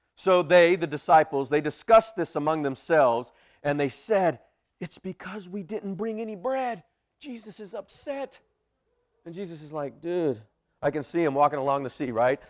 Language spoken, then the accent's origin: English; Bakersfield, California, United States; moved away; I'm originally from Bakersfield.